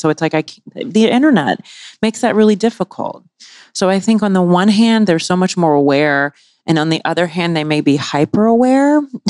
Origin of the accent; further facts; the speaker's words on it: the South, United States; And like growing up in the South, right? Small town, et cetera.